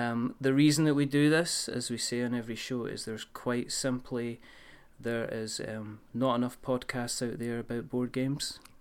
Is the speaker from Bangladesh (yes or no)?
no; Scotland, United Kingdom; I'm Scottish